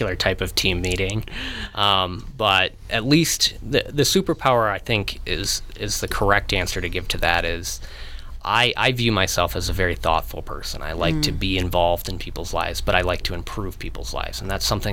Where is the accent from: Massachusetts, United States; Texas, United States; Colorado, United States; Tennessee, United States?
Colorado, United States; Monument; also born or lived in Virginia; I was born in Colorado Springs. I grew up in Monument, graduated high school at Lewis Palmer in 2008